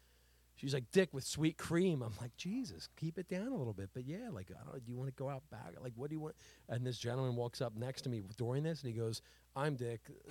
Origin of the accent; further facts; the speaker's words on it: Delaware County, Pennsylvania, United States; we're Delco guys